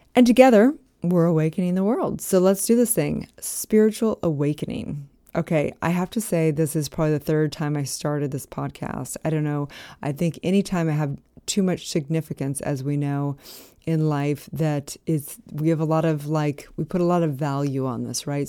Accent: Santa Barbara, California, United States; moved away as an adult; also born or lived in Utah; I was from Santa Barbara.

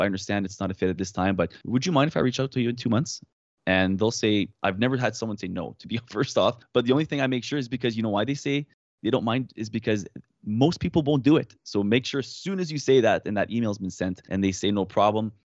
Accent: Canada; accent: French Canadian; I'm French Canadian

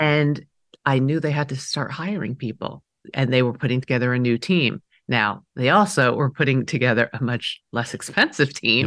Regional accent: New York City, New York, United States; first language Mandarin; English is a second language; I was growing up in Queens, New York, in the seventies

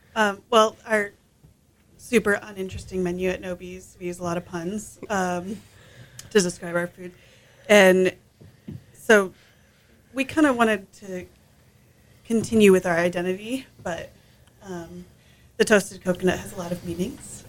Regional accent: Chicago, Illinois, United States; now in Houston, United States; I'm from Chicago

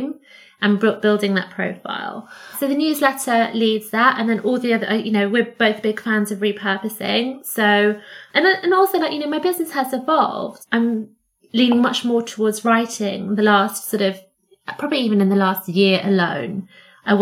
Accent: Cyprus; moved away; I grew up in Cyprus

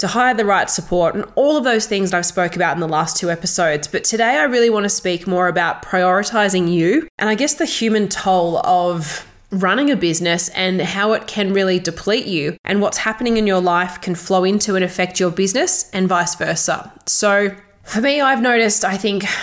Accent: Toowoomba, Queensland, Australia; also born or lived in Melbourne; here in my hometown in Toowoomba

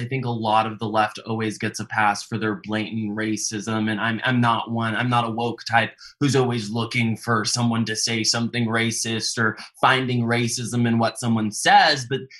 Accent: the South, United States; I grew up in the South and I was judged based on my character.

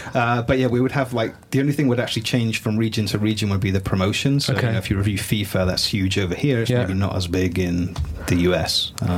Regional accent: Newton Abbot, South West England, United Kingdom; moved away; I'm from Newton Abbott originally.

